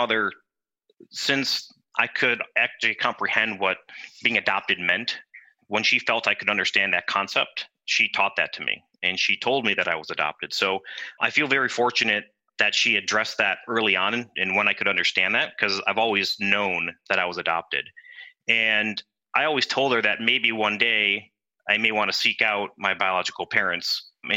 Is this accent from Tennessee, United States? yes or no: no; North Tonawanda, New York, United States; moved away as an adult; now in Sammamish, United States; I was born and raised in North Tonawanda, New York, which is a suburb of Buffalo, New York